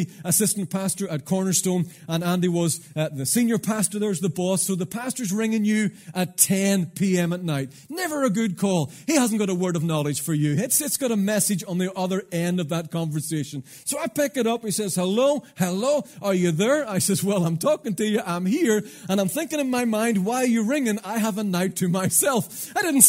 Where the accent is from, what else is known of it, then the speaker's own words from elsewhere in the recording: Ballynahinch, Northern Ireland, United Kingdom; also born or lived in Londonderry; I'm from Ballinhinch originally, my parents are still there